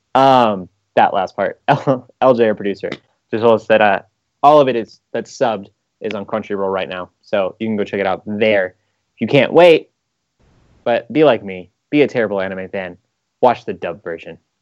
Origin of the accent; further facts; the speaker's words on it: United States; I'm an American